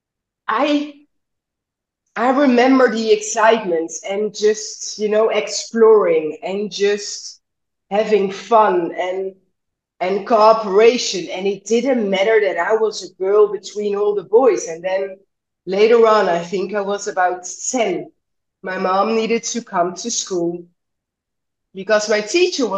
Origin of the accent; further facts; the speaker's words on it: Netherlands; I grew up in the West, right? In the Netherlands